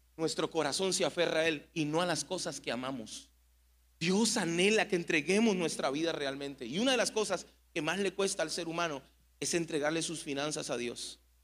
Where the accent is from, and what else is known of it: Mexico